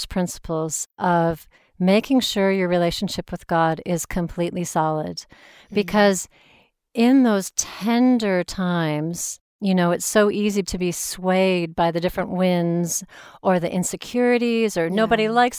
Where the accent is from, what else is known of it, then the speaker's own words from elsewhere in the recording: United States; now in United Kingdom; I mean, I play being the American because it's I can be loud and outgoing and trying to make friends.